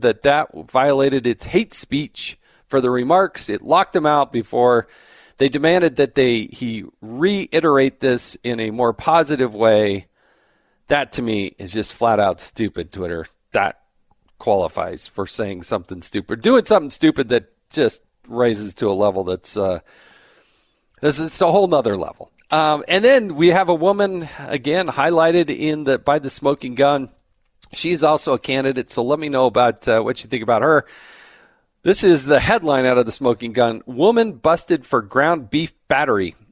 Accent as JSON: {"language": "English", "region": "California", "country": "United States", "tie": "born or raised there", "said": "I was born in California"}